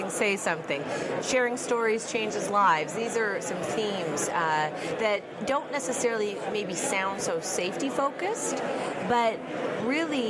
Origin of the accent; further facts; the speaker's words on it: Miramichi, New Brunswick, Canada; now in Halifax, Canada; I'm from Miramichi, New Brunswick. That's my hometown, but I live in Halifax, Nova Scotia.